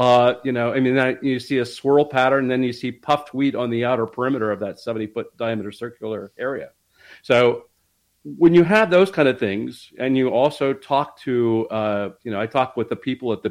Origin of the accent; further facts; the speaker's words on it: Dayton, Ohio, United States; I grew up in Dayton, Ohio, which is where Project Blue Book was